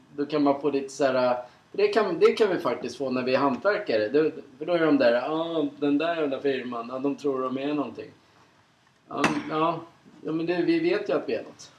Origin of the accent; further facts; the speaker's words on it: Sweden; Som vi svenskar är oftast jävligt bra på.